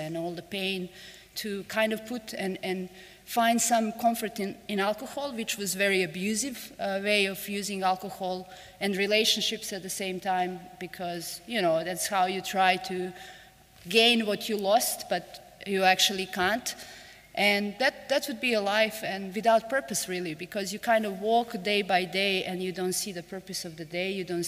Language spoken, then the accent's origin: English; Montenegro; English is a second language; I live in most beautiful country in the world, that's Montenegro